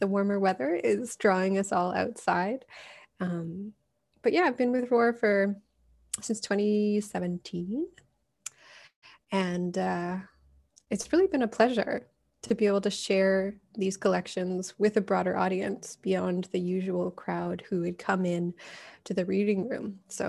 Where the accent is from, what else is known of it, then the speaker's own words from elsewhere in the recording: Calgary, Alberta, Canada; I grew up in Alberta, in Calgary.